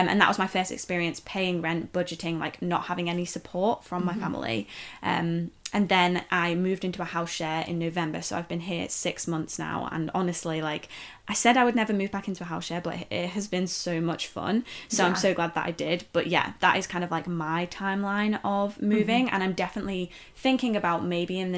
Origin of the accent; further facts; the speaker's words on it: near Liverpool, North West England, United Kingdom; moved away as an adult; also born or lived in Leeds; I grew up near Liverpool